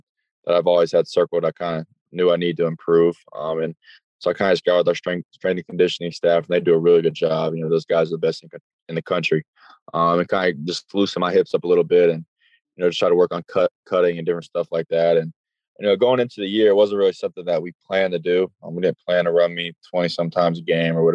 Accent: Charlotte, North Carolina, United States; back in my hometown

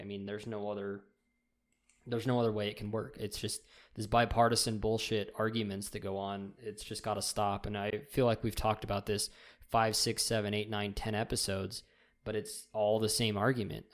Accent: United States; as American citizens

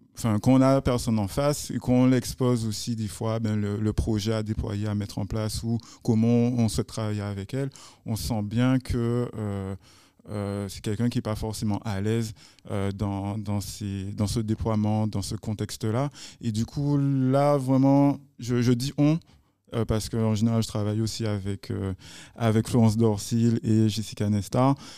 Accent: Guadeloupe; chez nous en Guadeloupe

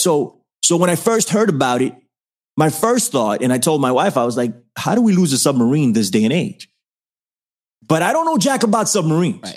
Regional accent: New York City, New York, United States; I'm from the Bronx

